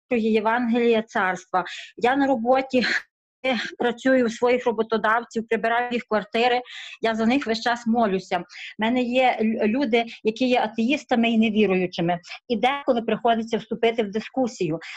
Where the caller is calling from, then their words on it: Caserta, Campania, Italy; Я з Італії, е, недалеко від Олександри, що молилася місто Казерта.